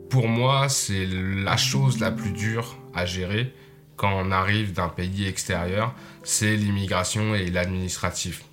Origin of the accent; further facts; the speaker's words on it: Nantes, Pays de la Loire, France; moved away as an adult; now in Sainte-Anne-des-Monts, Canada; j'arrive de Nantes, une ville en dessous de la Bretagne, à l'ouest de la France, et maintenant j'habite à Sainte-Anne-des-Monts